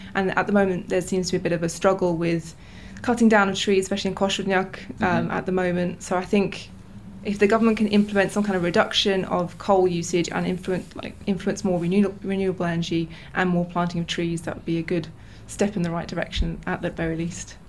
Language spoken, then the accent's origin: English; England, United Kingdom; moved away as an adult; now in Novi Sad, Serbia; born and raised in England